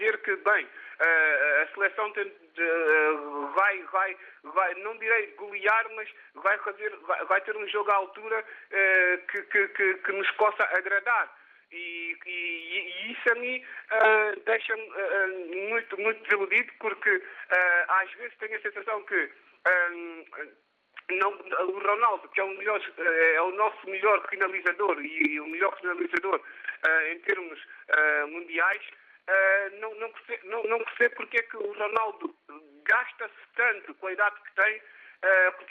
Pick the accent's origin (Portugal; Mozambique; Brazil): Portugal; eu sou guinense de origem, mas, mas, mas português de nacionalidade e, e também, uh, pronto, a minha vida foi toda cá em Portugal